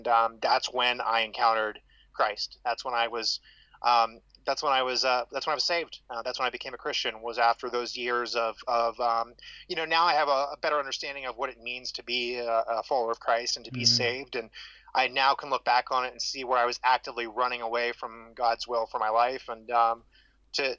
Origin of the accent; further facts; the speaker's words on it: Ohio, United States; also born or lived in Southern Florida; I was born and raised in Ohio